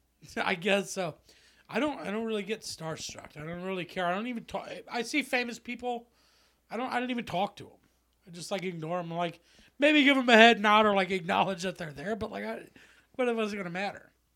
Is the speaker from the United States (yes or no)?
yes; Lima, Ohio, United States; My hometown